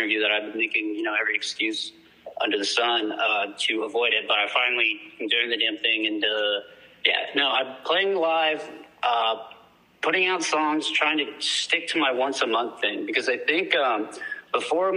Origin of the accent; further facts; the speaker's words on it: Austin, Texas, United States; I am from Austin, Texas